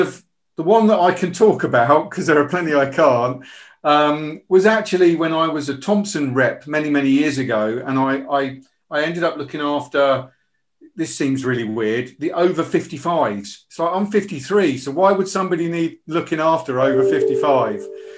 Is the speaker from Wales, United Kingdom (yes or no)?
yes; Bridgend, Wales, United Kingdom; born there; But I was born in Wales. I was born in Bridgend, and I've always identified with being Welsh, especially when it comes to the rugby.